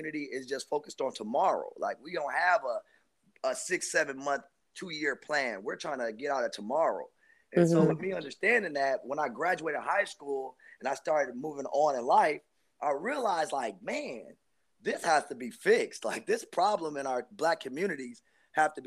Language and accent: English; Minneapolis, Minnesota, United States; also born or lived in Chicago, Illinois; I was born in Chicago, Illinois. And I was raised in Minneapolis, Minnesota